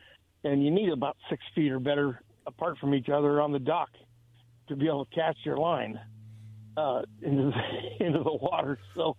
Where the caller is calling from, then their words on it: Kennewick, Washington, United States; Yeah, this is …. I'm in Kennewick.